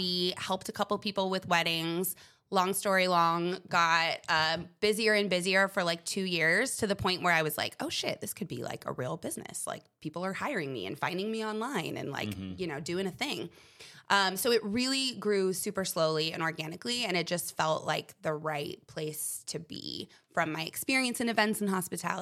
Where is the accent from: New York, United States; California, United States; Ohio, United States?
California, United States; Huntington Beach; I am from Southern California, born and raised, Huntington Beach.